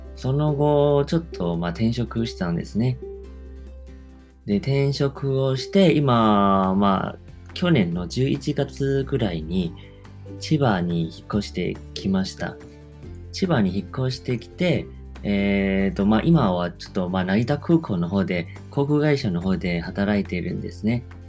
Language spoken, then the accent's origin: Japanese; Taiwan; Japanese is a second language; moved away as an adult; now in Japan; 台湾生まれ、台湾育ちなんですけど、で大学卒業してから、えー、まあ、日本に来て